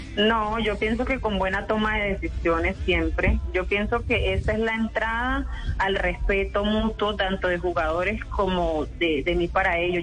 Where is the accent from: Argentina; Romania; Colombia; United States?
Colombia; Santa Marta, Magdalena; moved away as an adult; now in Cúcuta, Colombia; yo soy de Santa Marta, toda mi vida nací en Santa Marta, eh, nací, viví, crecí